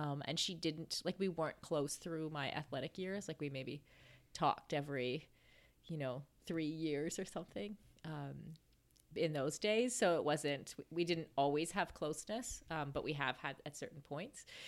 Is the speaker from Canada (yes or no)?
yes; Canada; moved away; we were, like, besties from, like, grade two until, kinda until I left Canada